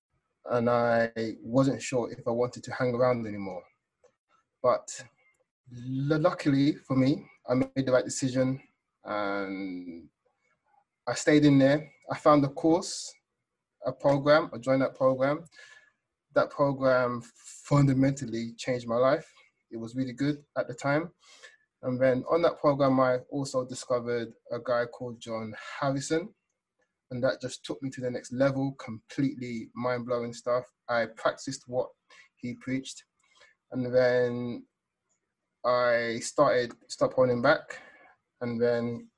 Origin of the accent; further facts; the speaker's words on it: London, United Kingdom; now in Sweden; I was born and raised in London, but I now live in Sweden.